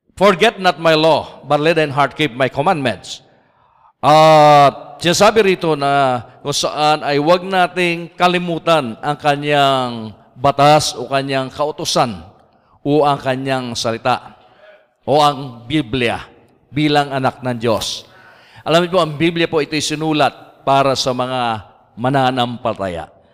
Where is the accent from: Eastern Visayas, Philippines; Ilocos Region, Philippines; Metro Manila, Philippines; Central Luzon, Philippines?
Ilocos Region, Philippines; also born or lived in Laguna; now in Cavite, Philippines; Ako po Ilocano. At taga Pangasinan po ako